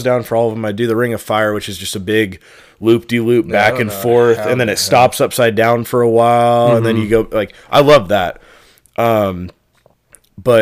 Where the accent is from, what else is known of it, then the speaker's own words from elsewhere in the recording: Monroe, Washington, United States; growing up in Monroe, the fair was in my hometown